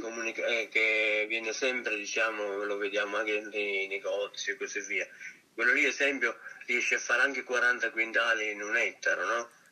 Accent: Roccagloriosa, Campania, Italy; also born or lived in Switzerland; qui nel Cilento, ehm, maggiormente nel mio paese

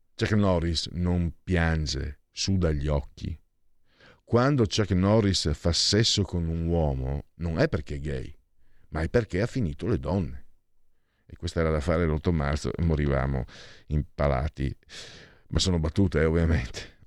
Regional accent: half Venetian and half Friulian, Triveneto, Italy; io sono mezzo veneto e mezzo friulano

